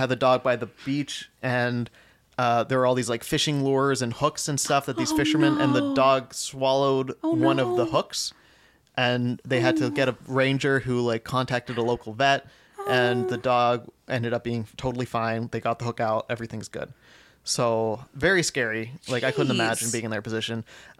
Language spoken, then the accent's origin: English; New Mexico, United States; Okay, fine, we're from New Mexico, so we don't know the laws for Colorado.